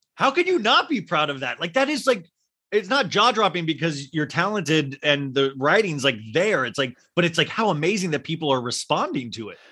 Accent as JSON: {"language": "English", "region": "Kansas", "country": "United States", "tie": "born or raised there", "said": "I grew up in Kansas"}